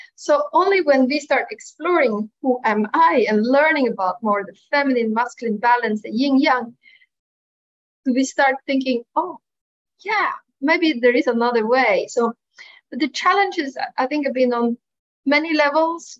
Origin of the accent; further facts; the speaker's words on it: Norway; moved away as an adult; also born or lived in Milan; living away from my home country, Norway, at the time